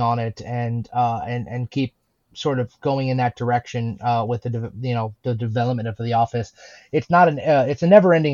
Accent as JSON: {"language": "English", "country": "United States", "said": "myself and Zach, my business partner, we're from America"}